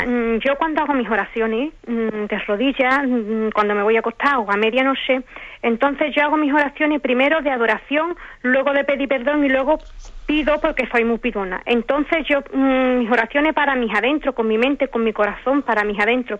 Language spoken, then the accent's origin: Spanish; Basque Country, Spain; soy del País Vasco. Estoy en el País Vasco.